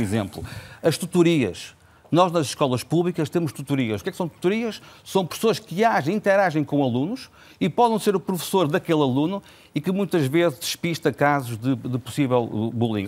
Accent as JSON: {"language": "Portuguese", "town": "Vila Nova de Gaia", "region": "Norte", "country": "Portugal", "said": "Eu sou de Vila Nova de Gaia"}